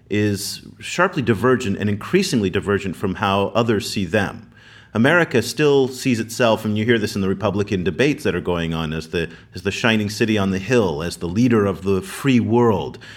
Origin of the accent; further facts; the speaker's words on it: United States; I, as an American